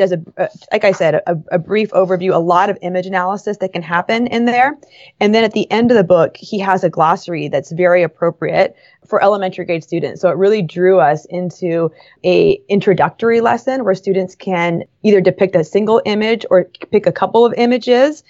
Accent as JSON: {"language": "English", "town": "Los Angeles", "region": "California", "country": "United States", "tie": "born or raised there", "said": "I grew up in Los Angeles"}